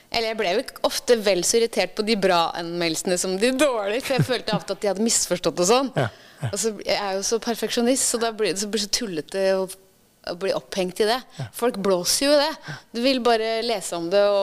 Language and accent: Norwegian; Ytre Enebakk, Akershus, Norway; moved away as an adult; Jeg er fra Ytre Enebakk.